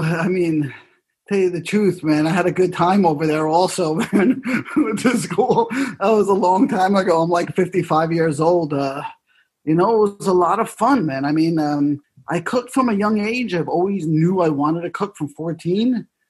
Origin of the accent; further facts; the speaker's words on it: New York City, New York, United States; I grew up in New York City.